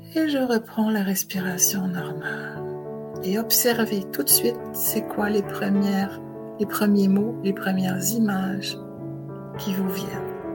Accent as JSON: {"language": "French", "country": "Switzerland", "moved": "as an adult", "lives_now": "Montreal, Canada", "said": "je viens de Suisse"}